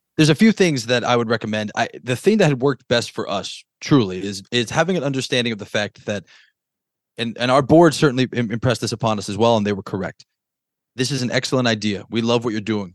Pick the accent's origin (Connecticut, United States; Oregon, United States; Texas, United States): Connecticut, United States; I was born in Connecticut